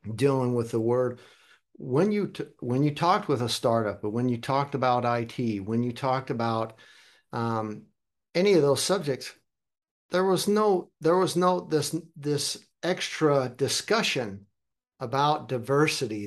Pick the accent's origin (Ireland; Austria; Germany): Germany; also born or lived in United States; I was born in America, but I'm a, consider myself a global citizen also. Kinda grew up in Germany, but have family all over the world